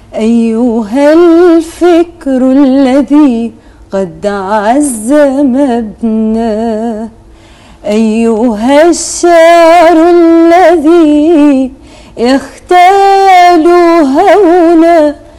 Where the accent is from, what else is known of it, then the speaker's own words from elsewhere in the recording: Oman; عندنا في عمان